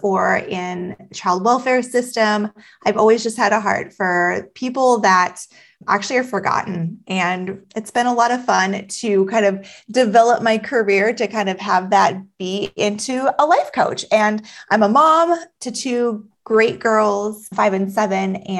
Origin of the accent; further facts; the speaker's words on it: Alaska, United States; I was born and raised in Alaska